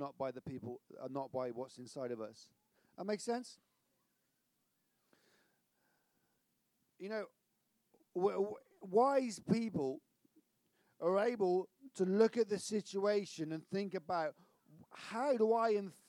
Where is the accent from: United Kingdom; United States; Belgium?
United Kingdom; Severn Beach, South West England; I'm from Severn Beach